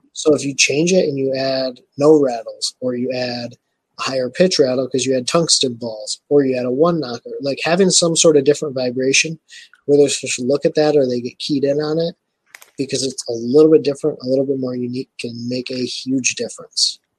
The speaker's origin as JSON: {"language": "English", "region": "Michigan", "country": "United States", "said": "I am from Michigan. So I live in Michigan."}